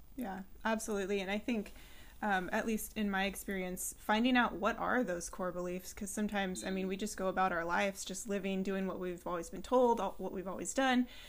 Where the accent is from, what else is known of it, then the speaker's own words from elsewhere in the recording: San Luis Obispo, California, United States; now in Centreville, United States; I'm actually from California, so I'm familiar with Topanga, and um, I was raised in San Luis Obispo.